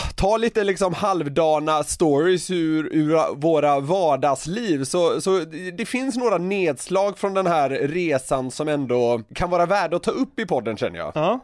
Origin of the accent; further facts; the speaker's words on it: Gothenburg, Västra Götaland, Sweden; jag är ju från Göteborg